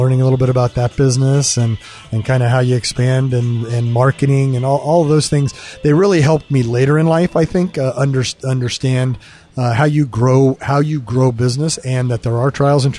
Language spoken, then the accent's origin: English; Central Valley of California, United States; moved away as an adult; also born or lived in upstate New York / Los Angeles / Chicago / Dublin, Ireland; I grew up in the Central Valley of California